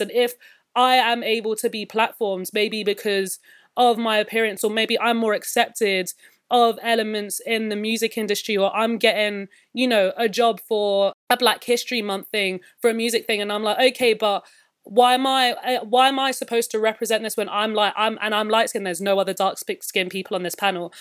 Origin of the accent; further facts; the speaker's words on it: London, United Kingdom; I'm a born and raised, like, West London kid.